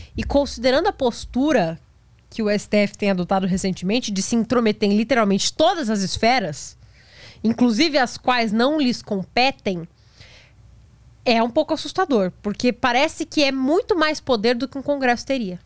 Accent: Praia Grande, São Paulo, Brazil; eu sou da Praia Grande, ali do lado

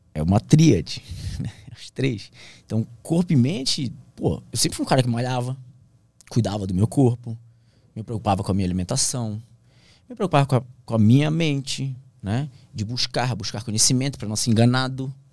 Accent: Santarém, Pará, Brazil; moved away as an adult; also born or lived in Brasília / Bragança Paulista; Santarém, minha cidade natal

